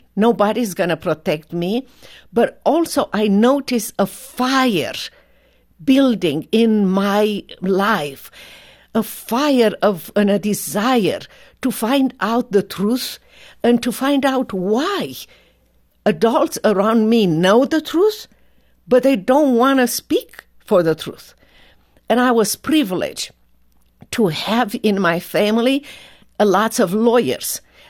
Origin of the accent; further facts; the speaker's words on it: Romania; The earliest thing that I remember as a 6 years old child was the fact that my parents were politically correct outside of the home.